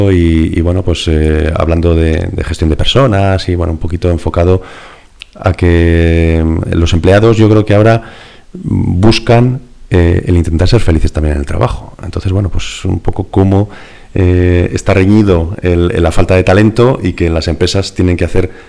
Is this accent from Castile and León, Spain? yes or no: yes; Valladolid, Castile and León, Spain; now in Segovia, Spain; Yo soy de Valladolid. Eh, ahora afincado en, en, Segovia.